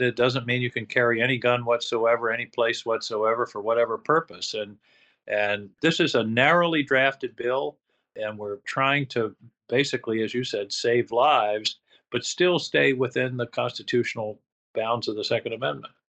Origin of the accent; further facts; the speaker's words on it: Maine, United States; the schools in my hometown were closed